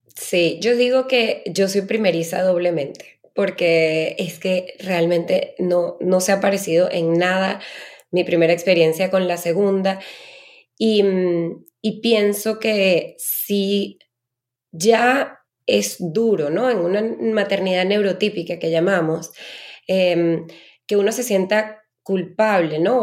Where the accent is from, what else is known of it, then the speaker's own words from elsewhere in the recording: Venezuela; yo soy eh, venezolana